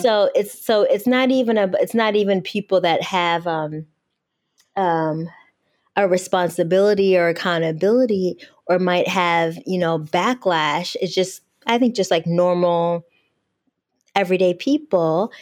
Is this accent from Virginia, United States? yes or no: no; outside Detroit, Michigan, United States; I'm from Podunk, Michigan, outside Detroit, not right in the city